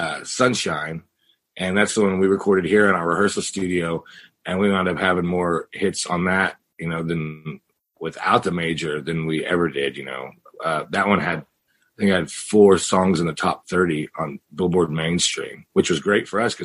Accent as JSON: {"language": "English", "region": "Missouri", "country": "United States", "said": "So I'm from the Ozarks. So we just packed up our studio, and in June we went back to, you know, middle America, to Missouri"}